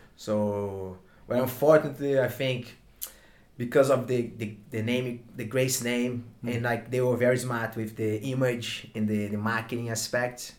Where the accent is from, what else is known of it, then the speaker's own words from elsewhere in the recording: Brazil; accent: Brazilian; English is a second language; moved away as an adult; now in Sydney, Australia; I'm from Brazil, like you can tell by my my Brazilian accent